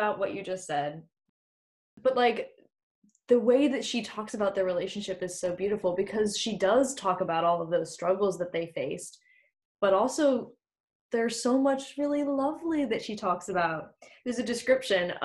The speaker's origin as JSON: {"language": "English", "country": "United States", "moved": "as an adult", "lives_now": "United Kingdom", "said": "I'm an American who lives in the UK"}